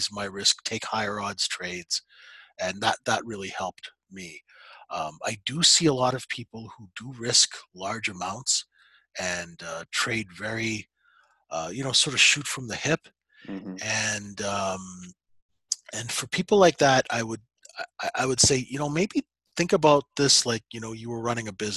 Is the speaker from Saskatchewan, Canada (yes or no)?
yes; Saskatchewan, Canada; I was raised in Saskatchewan